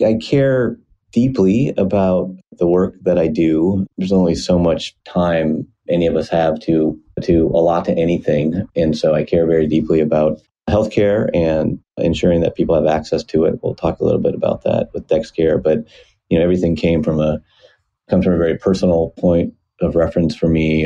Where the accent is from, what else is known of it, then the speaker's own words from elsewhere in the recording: Iowa, United States; moved away as an adult; now in Seattle, United States; Was born and raised in Iowa, decent sized town